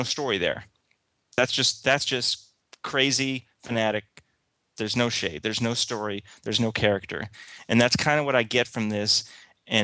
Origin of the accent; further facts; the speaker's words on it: United States; I'm an American, and most Americans are kind of raised to be pro-Israel